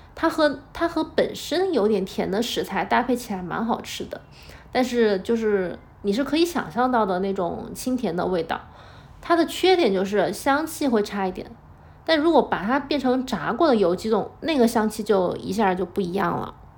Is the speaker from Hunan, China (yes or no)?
yes; Hunan, China; 我是湖南人